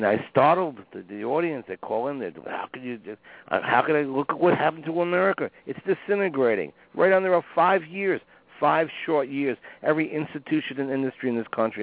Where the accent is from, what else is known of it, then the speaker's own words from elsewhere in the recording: New York City, New York, United States; I grew up in New York City when it was a decent town